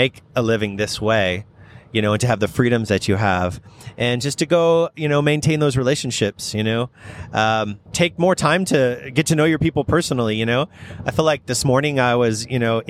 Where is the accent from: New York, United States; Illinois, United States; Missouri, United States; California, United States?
California, United States; Redlands; I grew up in Redlands